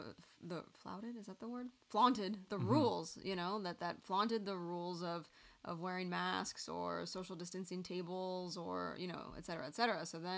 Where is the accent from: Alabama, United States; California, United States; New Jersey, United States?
California, United States; I love your restaurant and I'm from the Bay Area.